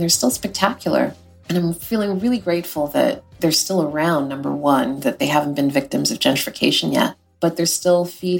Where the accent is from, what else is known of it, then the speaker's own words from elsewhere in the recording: Altadena, California, United States; I live in Los Angeles. We grew up in Altadena, which is about 20 minutes outside of downtown Los Angeles.